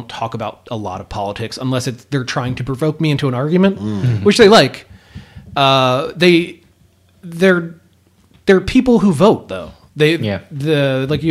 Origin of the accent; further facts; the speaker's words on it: Philadelphia, Pennsylvania, United States; I came from Southwest Philadelphia in a neighborhood that is destitute now